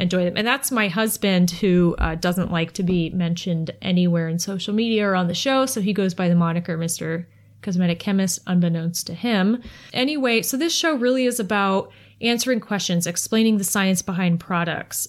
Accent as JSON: {"language": "English", "town": "Kent", "region": "Ohio", "country": "United States", "tie": "born or raised there", "also_born_or_lived": "West Virginia", "said": "I'm actually from Kent"}